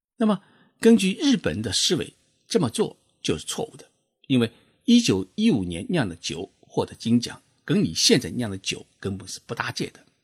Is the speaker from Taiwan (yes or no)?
no; China; now in Japan; 我们中国人